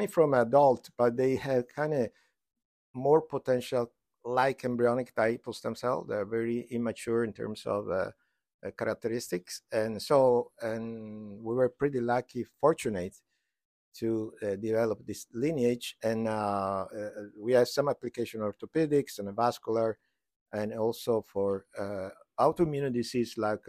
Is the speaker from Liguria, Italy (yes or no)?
no; Florence, Tuscany, Italy; now in United States; I'm from Italy, from Florence.